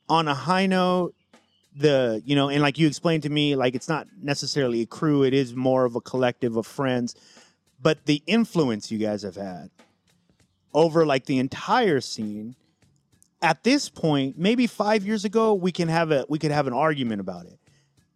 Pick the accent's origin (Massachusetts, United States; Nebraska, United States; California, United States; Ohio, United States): California, United States; San Diego; somebody who didn't grow up in LA. I grew up in San Diego